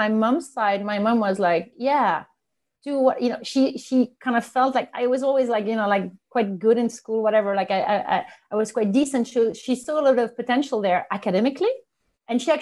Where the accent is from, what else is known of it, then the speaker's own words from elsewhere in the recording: northern France, France; English is a second language; moved away as an adult; I knew I didn't want to stay in my hometown. It was a small town, northern France.